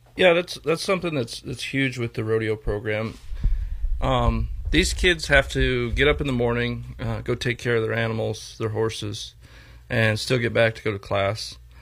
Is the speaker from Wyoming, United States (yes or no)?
yes; Torrington, Wyoming, United States; also born or lived in Oklahoma; I was born and raised here in Torrington